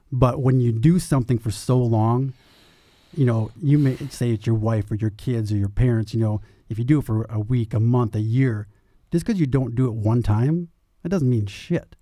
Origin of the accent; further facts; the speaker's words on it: Minnesota, United States; moved away as an adult; now in Phoenix, United States; I'm from Minnesota